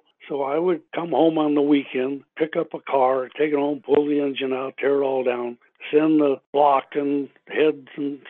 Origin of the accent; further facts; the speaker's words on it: Southern California, United States; I grew up in Southern California